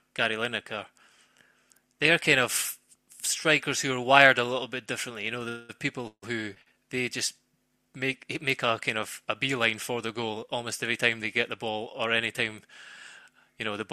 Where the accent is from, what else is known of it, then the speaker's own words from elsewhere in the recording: Scotland, United Kingdom; now in England; I grew up in Scotland